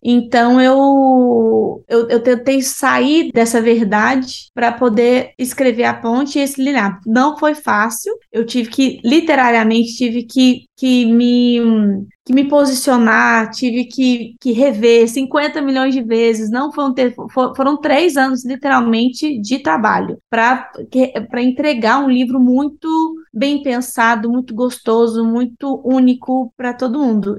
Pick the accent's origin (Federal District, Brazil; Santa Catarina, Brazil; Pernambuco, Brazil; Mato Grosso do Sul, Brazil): Federal District, Brazil; Brasília; moved away; also born or lived in Uberlândia, Brazil / Denmark / United States; Sou de Brasília, Uberlândia também, que é uma cidade que eu vivi durante muitos anos.